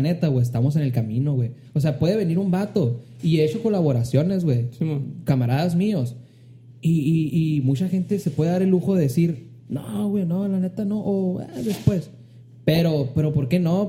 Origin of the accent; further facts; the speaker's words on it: Hermosillo, Sonora, Mexico; Hermosillo, que es de donde soy